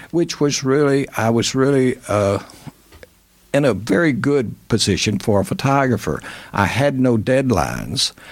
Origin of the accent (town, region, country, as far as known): Little Rock, Arkansas, United States; born or raised there; moved away as an adult; now in Indiana, United States